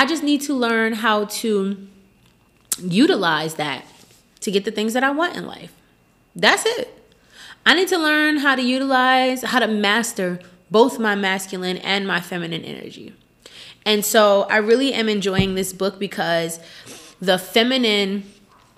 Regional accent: Newark, New Jersey, United States; I'm from Newark, New Jersey, and there was just always some shit going on when I was in high school

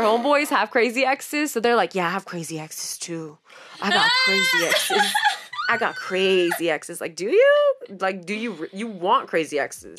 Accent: San Francisco, California, United States; We're from the Bay Area, San Francisco

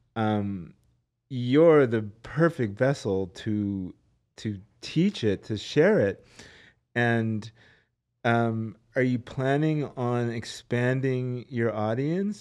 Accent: Los Angeles, California, United States; I'm from Los Angeles

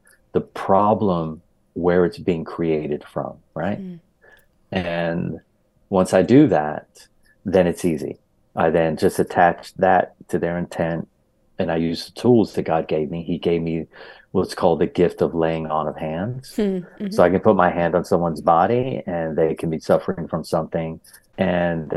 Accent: Hershey, Pennsylvania, United States; also born or lived in Philadelphia, Pennsylvania; I am from Pennsylvania, born in Philadelphia, raised in Hershey

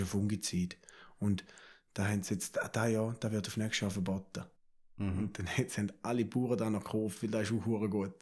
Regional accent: Switzerland; Da sind wir Schweizer

